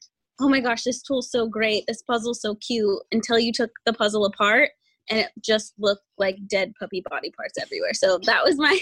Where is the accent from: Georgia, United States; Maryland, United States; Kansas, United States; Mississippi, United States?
Kansas, United States; Wichita; also born or lived in Goddard, Kansas; I am actually from Kansas. I'm from Wichita, Kansas. I was born there. I went to school in Goddard, Kansas through ninth grade